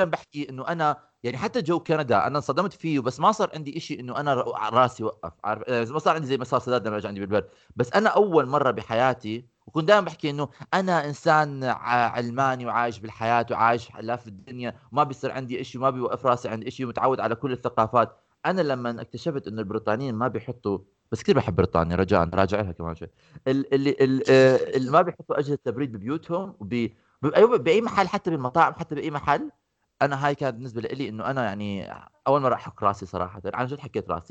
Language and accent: Arabic; Amman, Amman Governorate, Jordan; احنا الشارع عندنا بعمان اذا بتمرق فيه بدون مطب بتحكي هذا الشارع مش نافع